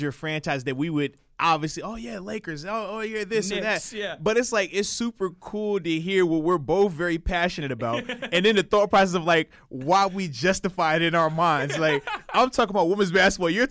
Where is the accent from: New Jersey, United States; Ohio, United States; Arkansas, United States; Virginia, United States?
Virginia, United States; I was born in Virginia